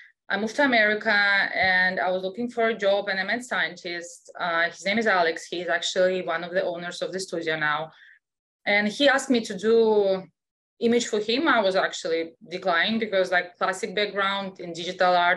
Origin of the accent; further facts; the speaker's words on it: Russia; English is a second language; moved away as an adult; also born or lived in Europe; I was born in Russia, so I still have an accent